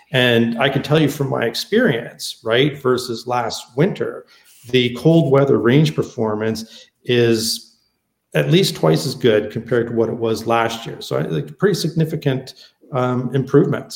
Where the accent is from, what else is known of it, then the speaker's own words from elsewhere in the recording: Canada; also born or lived in California; since I'm Canadian